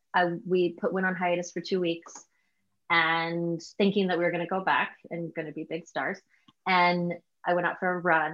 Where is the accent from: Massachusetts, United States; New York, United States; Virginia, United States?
Virginia, United States; I'm in from the South in Virginia